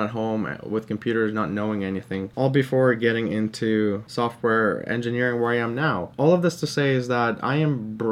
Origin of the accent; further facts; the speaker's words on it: Canada; English is a second language; growing up as an immigrant in Canada